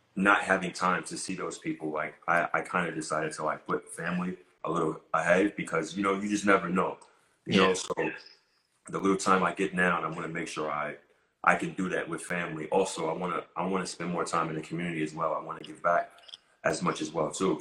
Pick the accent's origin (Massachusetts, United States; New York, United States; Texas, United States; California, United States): New York, United States; New York City; I'm a kid from Queens, New York